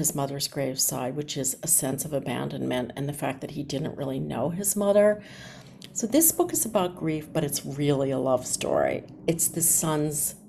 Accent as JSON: {"language": "English", "town": "Philadelphia", "region": "Pennsylvania", "country": "United States", "tie": "born or raised there", "said": "my hometown of Philadelphia"}